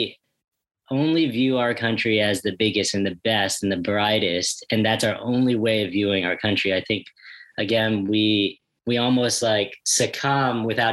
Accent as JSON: {"language": "English", "country": "United States", "tie": "born or raised there", "said": "I grew up here in the States"}